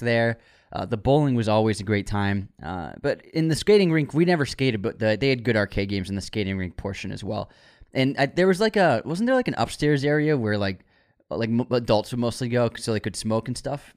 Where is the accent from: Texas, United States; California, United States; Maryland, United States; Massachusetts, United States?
Massachusetts, United States; Waltham; it was called the Wall-X because we grew up in Waltham